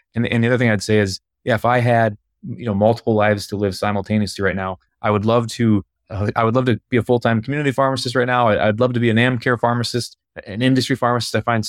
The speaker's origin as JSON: {"language": "English", "region": "Minnesota", "country": "United States", "tie": "born or raised there", "said": "I'm based out of Minneapolis, Minnesota. Yeah, I'll just take some real quick background. So I'm born and raised in Minnesota"}